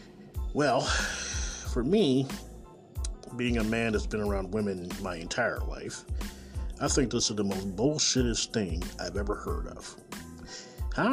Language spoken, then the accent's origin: English; Kansas City, Missouri, United States; Coming live and direct from Kansas City, Missouri, my hometown.